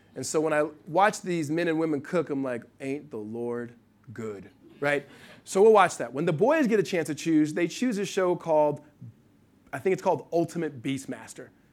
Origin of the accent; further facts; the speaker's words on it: Los Angeles, California, United States; Ryan Tolan, best friend I grew up with in Los Angeles, uh, since I was probably seven or eight years old.